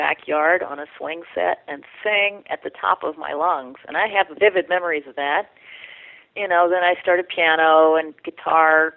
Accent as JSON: {"language": "English", "town": "Atlanta", "region": "Georgia", "country": "United States", "tie": "born or raised there", "moved": "as an adult", "lives_now": "Arcata, United States", "said": "I was born in Georgia, in Atlanta, Georgia"}